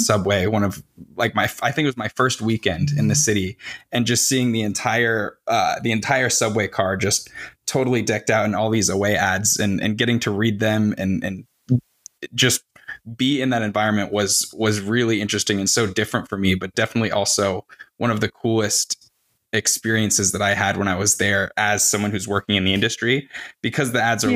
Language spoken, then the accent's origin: English; Arizona, United States; I I grew up in Arizona and I've spent the majority of my life here